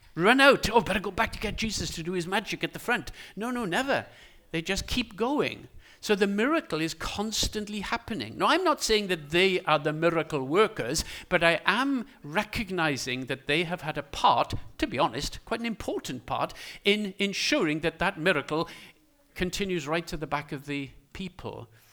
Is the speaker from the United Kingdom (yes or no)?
yes; Wales, United Kingdom; as a Welsh person, I call them ears